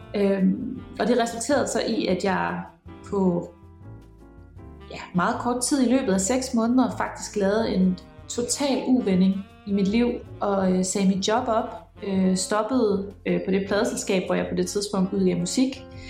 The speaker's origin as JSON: {"language": "Danish", "town": "Aarhus", "region": "Central Denmark Region", "country": "Denmark", "accent": "Jutlandic", "moved": "as an adult", "lives_now": "Copenhagen, Denmark", "said": "Jeg kommer fra Aarhus. Det kan I måske høre. Jeg taler jysk"}